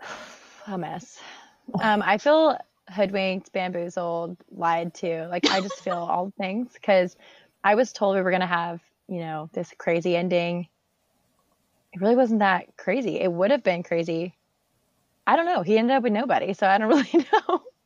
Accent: Tampa, Florida, United States; I'm also from Tampa

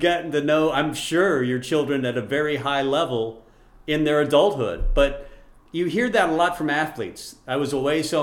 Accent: Nebraska, United States; We're from Nebraska

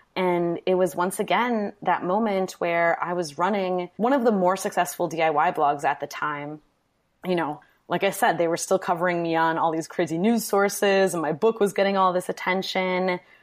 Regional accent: Manitowoc, Wisconsin, United States; moved away as an adult; also born or lived in New York; now in Milwaukee, United States; I'm from Wisconsin, Manitowoc, Wisconsin, which is now kind of an infamous city, but I wanted to get out of it pretty much forever.

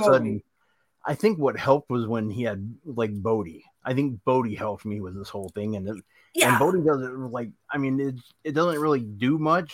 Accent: Florida, United States; That's where I grew up in Florida

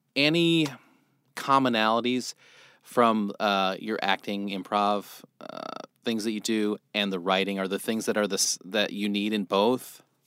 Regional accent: Nebraska, United States; I grew up in Nebraska

